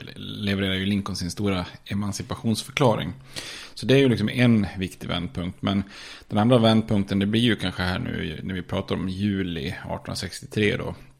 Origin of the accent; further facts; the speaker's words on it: Ludvika, Dalarna County, Sweden; vi är från eh, Ludvika